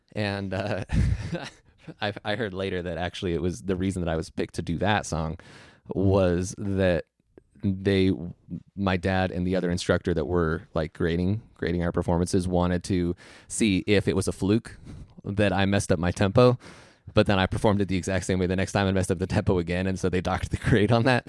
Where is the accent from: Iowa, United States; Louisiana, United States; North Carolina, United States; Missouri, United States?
Iowa, United States; also born or lived in San Jose, California; we moved to Iowa when I was one. So I'm not really, like, from there. I was just born there